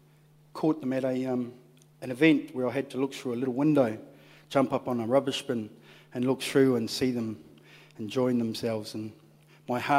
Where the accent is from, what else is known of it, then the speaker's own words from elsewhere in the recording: Hawke's Bay, New Zealand; also born or lived in Palmerston North; I'm originally from Hawke's Bay